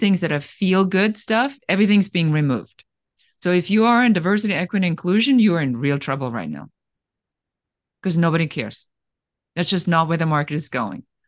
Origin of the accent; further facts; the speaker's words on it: Germany; moved away; I am originally from Germany